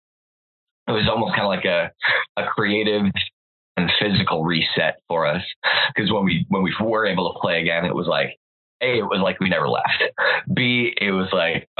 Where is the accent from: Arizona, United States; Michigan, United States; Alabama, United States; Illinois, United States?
Illinois, United States; Chicago; moved away as an adult; now in Los Angeles, United States; I had just moved to Los Angeles from my hometown of Chicago